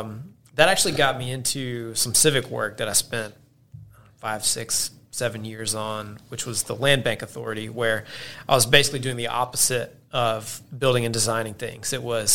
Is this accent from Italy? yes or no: no; Hoover, Alabama, United States; So yeah, I'm from Birmingham. Yep. Grew up in Hoover.